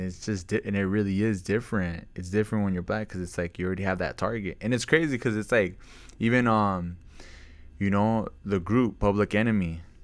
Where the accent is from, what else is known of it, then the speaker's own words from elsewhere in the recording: Camarillo, California, United States; growing up in Camarillo